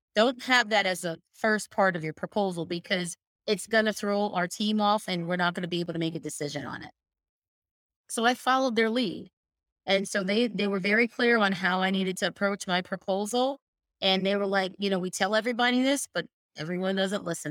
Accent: Allentown, Pennsylvania, United States; I grew up in Bethlehem, Allentown, Pennsylvania

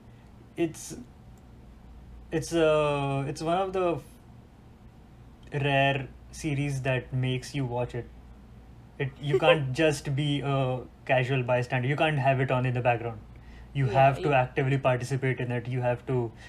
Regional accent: India; We're still Indian

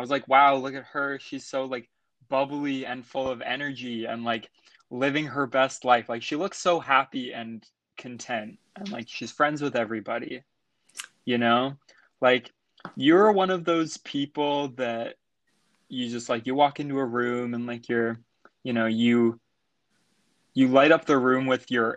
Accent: Nanaimo, British Columbia, Canada; moved away as an adult; now in Vancouver, Canada; I grew up in Nanaimo

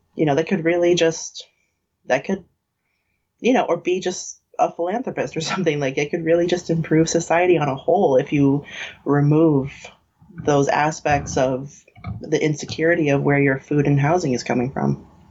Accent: New York, United States; we grew up in New York, which is like has literally everyone from everywhere

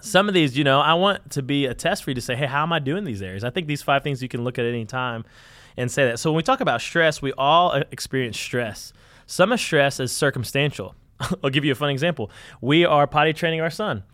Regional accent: Conway, Arkansas, United States; we're from Conway and Arkansas, Central Arkansas

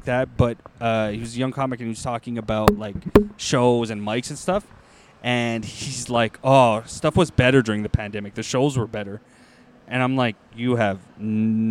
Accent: Toronto, Ontario, Canada; we're from Toronto

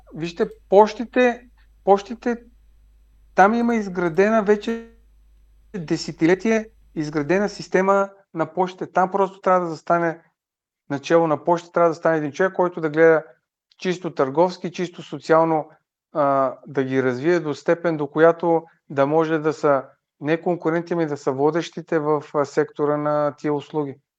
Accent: Bulgaria; като българи

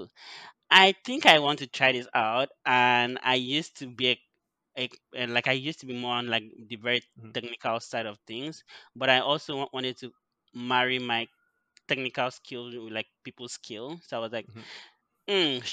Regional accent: Odukpani, Cross River, Nigeria; moved away as an adult; also born or lived in Canada; now in Vancouver, Canada; I am from a small village or a small town called Odukpani in Cross River, and I have been in Nigeria for like almost all my life. I recently moved to Canada for my MBA.

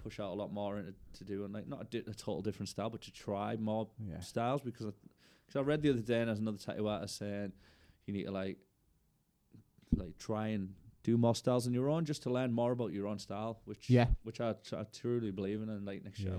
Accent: Middlesbrough, North East England, United Kingdom; I'm from Middlesbrough.

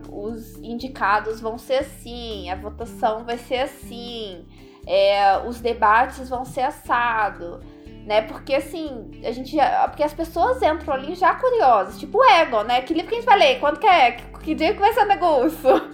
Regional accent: Minas Gerais, Brazil; now in Canada; eu sou de Minas, mas tô em terras canadenses

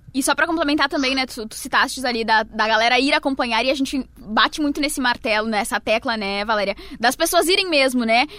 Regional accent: Serra Gaúcha, Rio Grande do Sul, Brazil; eu sou da Serra

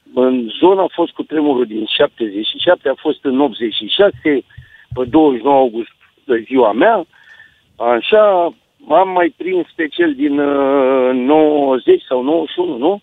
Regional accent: Târgu Jiu, Gorj, Romania; sunt din Târgu Jiu, locuiesc în Târgu Jiu

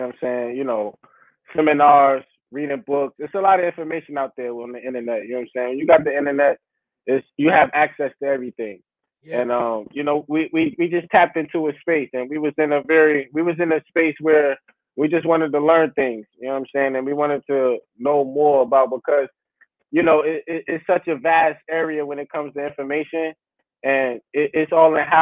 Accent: East Orange, New Jersey, United States; now in North Carolina, United States; We originally from East Orange, New Jersey

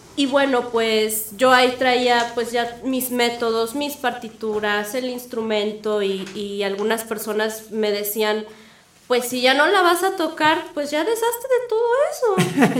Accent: Puebla, Mexico; moved away as an adult; also born or lived in Guadalajara; yo nací en Puebla, ahí estudié relaciones internacionales en la UAP

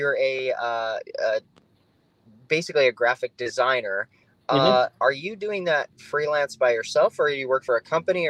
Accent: South Dakota, United States; now in Phoenix, United States; I'm from South Dakota. My wife's from North Dakota. Love the Dakotas.

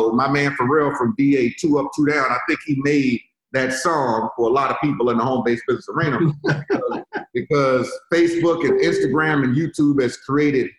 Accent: Richmond, United States; now in Florida, United States; I'm from Richmond. I live in Florida right now

